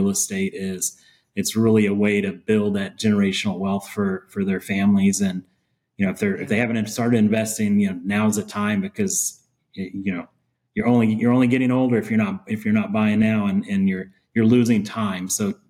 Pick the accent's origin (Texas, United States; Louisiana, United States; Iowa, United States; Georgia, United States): Texas, United States; I'm born and raised in Texas. I was born in West Texas and grew up on a ranch. And I don't know. I don't have a Texas accent.